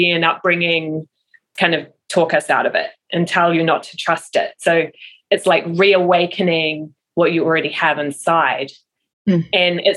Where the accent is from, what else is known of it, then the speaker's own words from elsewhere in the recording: New Zealand; moved away; I am from New Zealand originally